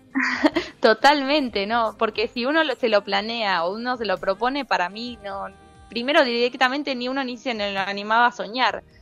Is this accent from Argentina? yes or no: yes; Buenos Aires, Argentina; also born or lived in Reconquista, Santa Fe (family origin, summers); now in United States; Yo nací en Buenos Aires